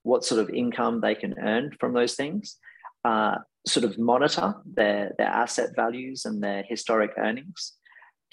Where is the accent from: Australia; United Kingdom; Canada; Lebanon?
Australia; Perth, Western Australia; I was born in Perth.